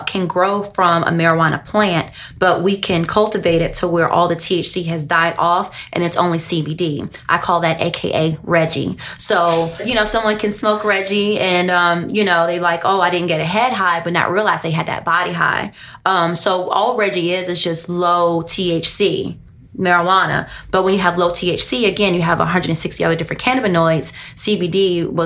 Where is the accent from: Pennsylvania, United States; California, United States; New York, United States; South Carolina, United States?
South Carolina, United States; moved away; growing up in South Carolina, I grew up around about 3 or 4 different farms.